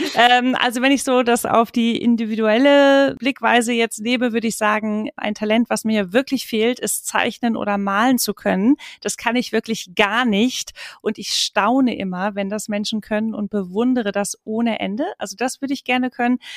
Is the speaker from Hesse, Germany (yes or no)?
yes; Marburg, Hesse, Germany; moved away as an adult; also born or lived in Hamburg; damals noch in Marburg, äh, wo ich aufgewachsen bin